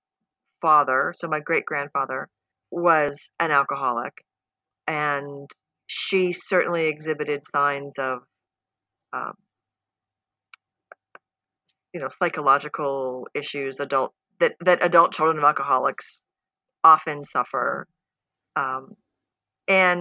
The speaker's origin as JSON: {"language": "English", "country": "United States", "said": "as an American"}